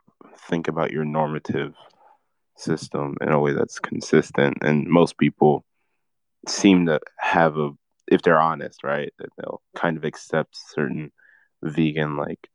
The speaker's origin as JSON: {"language": "English", "country": "United States", "tie": "born or raised there", "said": "I was born in America."}